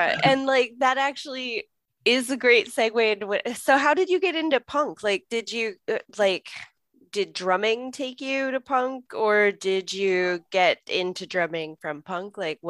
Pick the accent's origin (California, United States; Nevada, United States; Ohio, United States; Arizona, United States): Nevada, United States; Las Vegas; I grew up in Vegas.